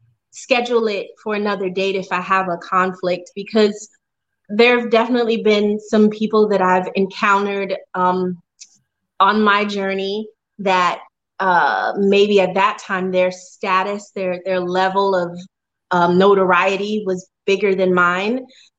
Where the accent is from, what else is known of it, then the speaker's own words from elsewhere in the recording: Spanish Town, Surrey, Jamaica; also born or lived in New York; I lived in New York for a few years. So I've been bouncing all over, but I am from originally. I'm from Spanish Town, Jamaica.